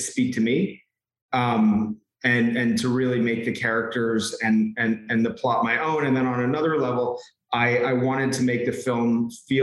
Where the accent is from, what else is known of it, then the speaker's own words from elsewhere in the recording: New York, United States; I'm from New York. I'm born and raised here